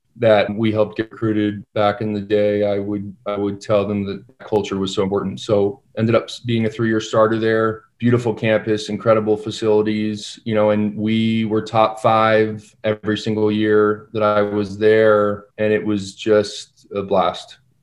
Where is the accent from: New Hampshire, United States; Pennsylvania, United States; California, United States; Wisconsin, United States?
California, United States; San Diego; I'm from San Diego